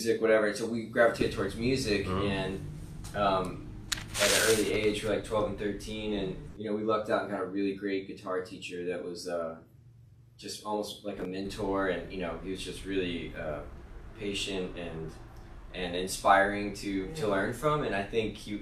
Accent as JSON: {"language": "English", "area": "outside of New Orleans", "region": "Louisiana", "country": "United States", "tie": "born or raised there", "said": "we grew up outside of New Orleans"}